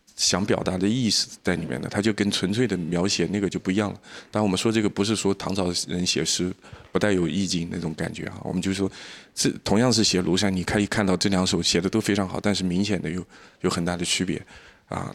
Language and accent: Chinese; Jiangnan, China; also born or lived in Shenzhen; 我们身在江南